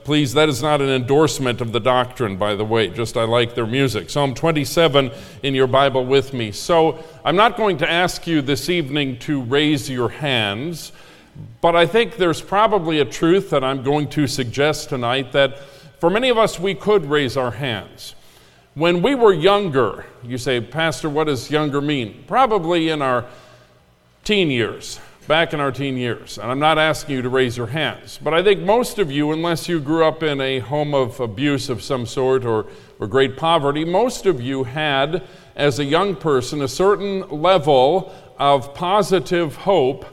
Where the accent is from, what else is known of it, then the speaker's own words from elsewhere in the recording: Minnesota, United States; I grew up in Minnesota, which is Lutherland, the land of Lutherans.